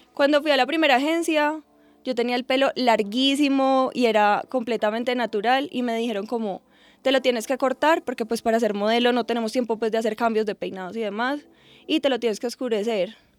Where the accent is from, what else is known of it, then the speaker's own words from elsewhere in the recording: Armenia, Quindío, Colombia; moved away as an adult; also born or lived in Medellín; Yo soy de Armenia, me fui a vivir a Medellín para estudiar ingeniería ambiental.